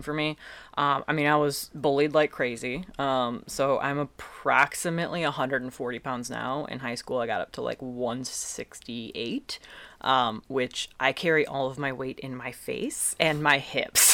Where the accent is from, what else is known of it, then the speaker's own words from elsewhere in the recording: Eastpointe, Michigan, United States; also born or lived in Detroit; I grew up in East Point